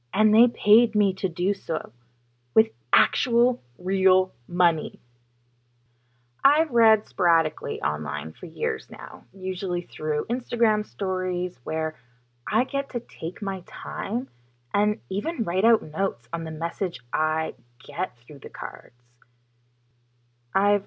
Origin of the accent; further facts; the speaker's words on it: Chilliwack, British Columbia, Canada; also born or lived in Toronto; I love my town. I love where I live. I love how much growth and progress has happened in Chilliwack over the past decade.